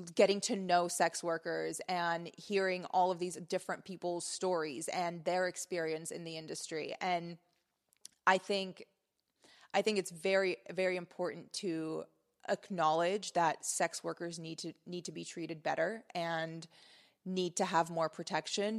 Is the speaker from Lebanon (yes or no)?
yes; Lebanon; moved away; my relationship with my home country